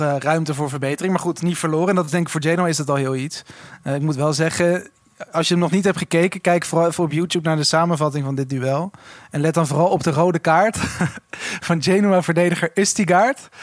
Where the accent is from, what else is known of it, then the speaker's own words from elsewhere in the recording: Switzerland; moved away; ik ben vroeger opgegroeid in Zwitserland